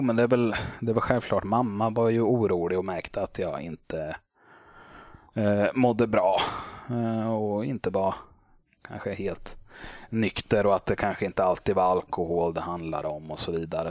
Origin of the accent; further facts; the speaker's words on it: Motala, Östergötland, Sweden; moved away as an adult; now in Småland, Sweden; jag hade flyttat ner hit till Småland. Men det hade hänt hemma i Motala.